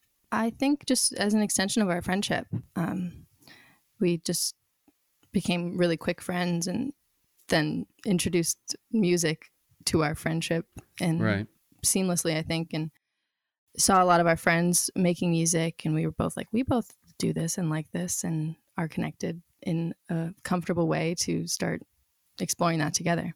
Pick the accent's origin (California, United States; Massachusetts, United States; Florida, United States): California, United States; Santa Barbara; also born or lived in New Jersey / New York; So I was born in New Jersey. I lived in New York until I was in like third grade, then California since then.